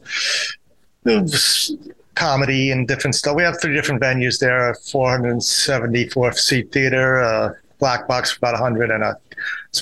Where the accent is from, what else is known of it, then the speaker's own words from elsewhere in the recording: New York City, New York, United States; I grew up in Forest Hills